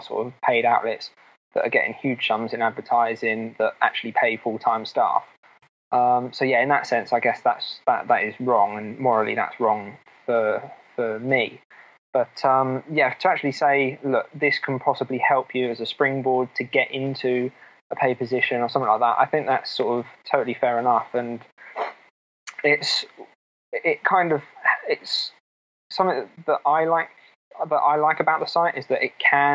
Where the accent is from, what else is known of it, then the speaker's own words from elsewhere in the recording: Milton Keynes, South East England, United Kingdom; Milton Keynes, which is my hometown